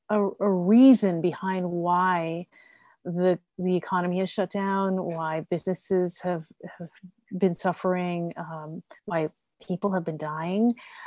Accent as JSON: {"language": "English", "country": "United States", "said": "And I will always say I'm American because I am. I'm sixth generation American"}